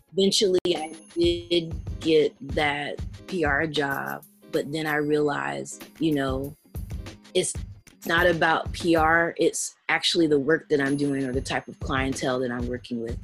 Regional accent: Tennessee, United States; So I'm from the South. Um, I'm from Tennessee, and I grew up in this military town.

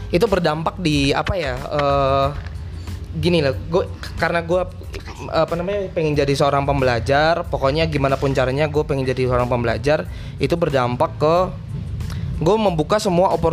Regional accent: Magelang, Central Java, Indonesia; satunya di Bandung 10 tahun sih di Jawa Barat walaupun gue orang Magelang ya.

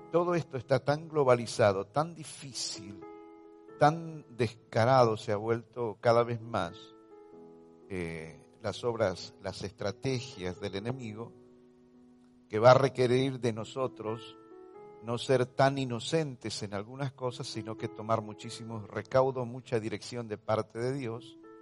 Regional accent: Argentina; todo lo que estamos experimentando como ciudadanos argentinos

